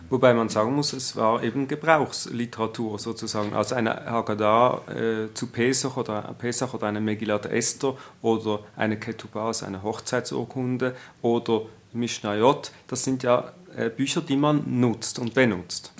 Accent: Switzerland; Als Schweizer Jude

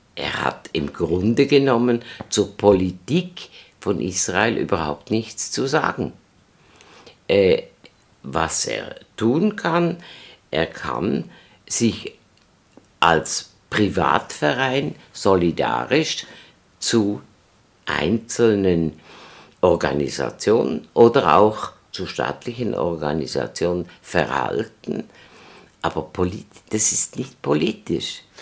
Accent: Switzerland; wir sind Juden, wir sind Schweizer

